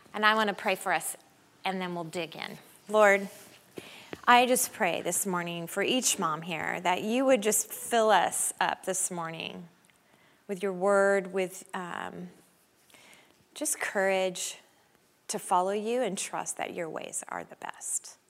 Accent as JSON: {"language": "English", "town": "Denver", "region": "Colorado", "country": "United States", "said": "we're from Denver"}